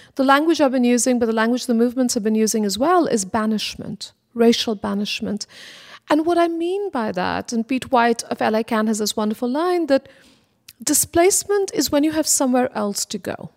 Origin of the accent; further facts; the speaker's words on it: Kolkata, West Bengal, India; now in Los Angeles, United States; growing up in Kolkata, India, I was quite aware that I lived in a city